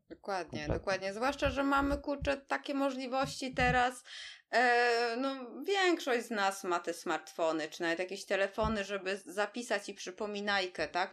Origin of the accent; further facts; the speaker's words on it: Warsaw, Masovian Voivodeship, Poland; jesteśmy oboje z Warszawy